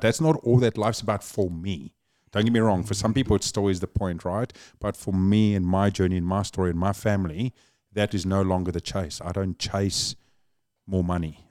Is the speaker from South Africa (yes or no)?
yes; Cape Town, Western Cape, South Africa; accent: South African; now in New Zealand; born and raised Cape Town, South Africa